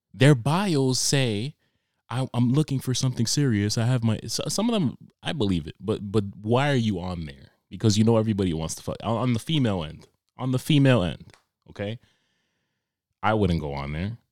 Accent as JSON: {"language": "English", "region": "New York", "country": "United States", "moved": "yes", "lives_now": "Cranston, United States", "said": "I'm originally from New York"}